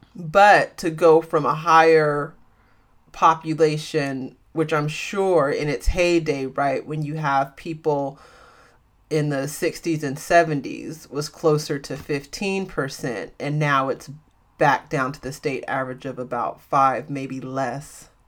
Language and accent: English; San Francisco Bay Area, California, United States; I'm from the San Francisco Bay Area, a small city in the San Francisco Bay Area.